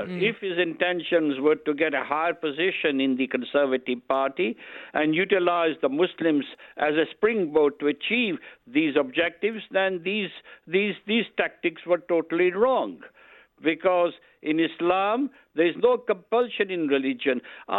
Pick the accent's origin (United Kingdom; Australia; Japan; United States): United Kingdom; I'm a British politician.